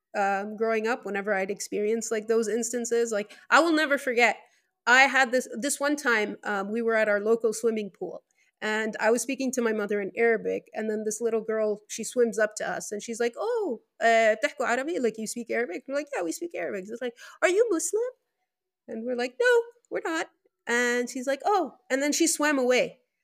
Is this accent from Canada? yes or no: no; Venezuela; first language Spanish; English is a second language; also born or lived in Lebanon; I was born in Venezuela, South America